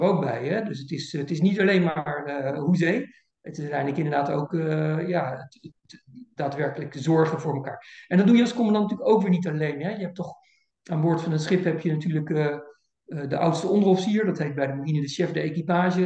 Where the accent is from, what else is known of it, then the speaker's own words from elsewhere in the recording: Voorburg, South Holland, Netherlands; also born or lived in Kampen; Ik ben in 1962 eh, geboren in eh, Kampen, maar ik ben opgegroeid in Voorburg bij, bij Den Haag